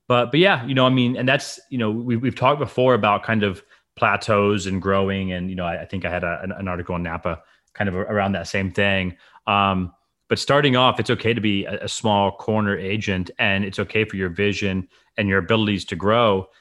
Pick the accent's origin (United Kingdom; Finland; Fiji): Fiji; moved away; I grew up in the Fiji Islands